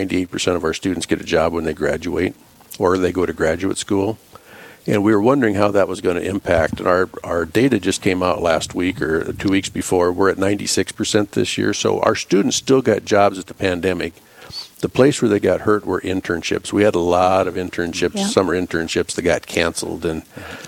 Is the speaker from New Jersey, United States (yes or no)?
no; South Dakota, United States; moved away as an adult; also born or lived in Draper, South Dakota / Fort Pierre, South Dakota / Cedar Rapids, Iowa / St. Cloud, Minnesota; now in Rapid City, United States; I grew up in South Dakota. I was born and raised the first probably 10 years in Draper, South Dakota. And then we moved to Fort Pierre after